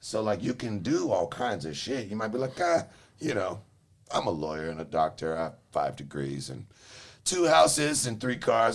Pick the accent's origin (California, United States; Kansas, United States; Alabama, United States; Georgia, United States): California, United States; Los Angeles; moved away as an adult; now in Charlotte, United States; I'm from LA, man. From Los Angeles